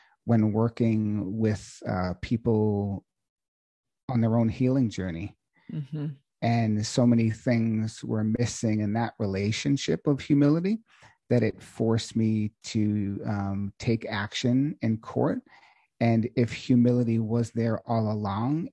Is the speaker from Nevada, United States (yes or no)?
no; Boston, Massachusetts, United States; now in Sedona, United States; I'm from originally Boston, Massachusetts